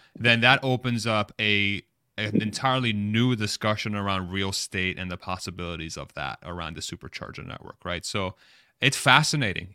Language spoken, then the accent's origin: English; Texas, United States; I'm from Texas.